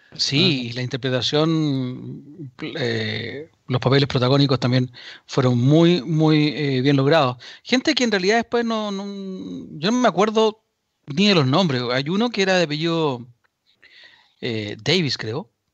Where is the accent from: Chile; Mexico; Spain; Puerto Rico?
Chile; los chilenos